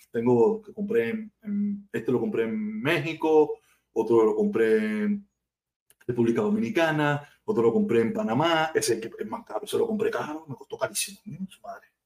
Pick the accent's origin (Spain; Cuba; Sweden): Cuba; yo soy súper cubano, yo soy un cubanazo, un cubanazo que ama mi tierra